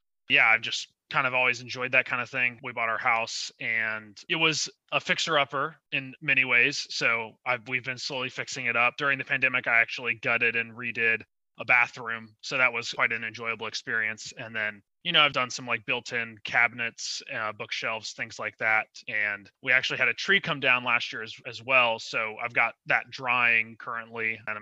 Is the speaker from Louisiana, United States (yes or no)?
no; Chapel Hill, North Carolina, United States; also born or lived in Durham, North Carolina / Greensboro, North Carolina; I was born in Durham, raised in Durham for a while, and then my parents got divorced. We moved to Chapel Hill, and I actually mostly went to the Chapel Hill Carborough City Schools growing up